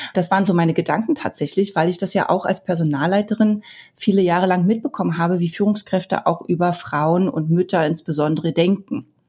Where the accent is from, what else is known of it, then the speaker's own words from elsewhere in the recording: Berlin, Germany; Ich bin ja im Ostteil von Berlin groß geworden